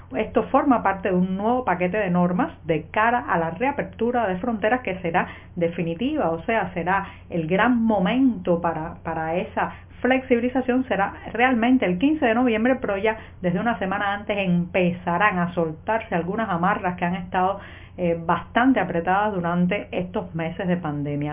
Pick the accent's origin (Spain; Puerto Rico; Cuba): Cuba; cubana, periodista, ciudadana